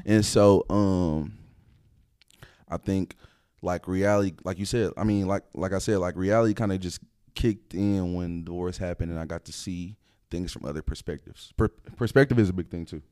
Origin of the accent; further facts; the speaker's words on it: Dallas, Texas, United States; also born or lived in DeSoto / Duncanville / Oak Cliff / Grand Prairie; I'm from the Dallas area